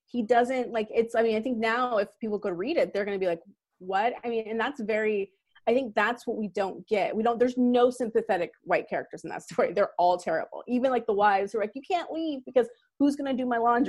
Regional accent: California, United States; I grew up in California

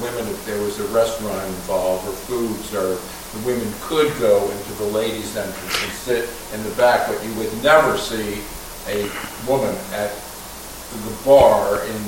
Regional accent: Baltimore, Maryland, United States; In the 40s and 50s, growing up in Baltimore

